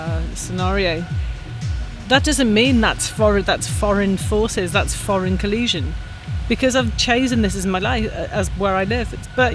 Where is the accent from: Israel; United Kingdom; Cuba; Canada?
United Kingdom; now in Hong Kong; I'm British. I've been here for 18 years. If I think I'm a Hong Konger, which you can argue yes or no, that's a possibility as someone who is not born here.